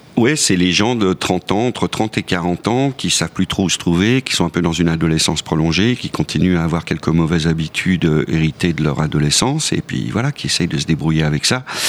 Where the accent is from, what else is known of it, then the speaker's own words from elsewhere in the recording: Lyon, Auvergne-Rhône-Alpes, France; moved away as an adult; now in Paris, France; Je suis parti de Lyon à 20 ans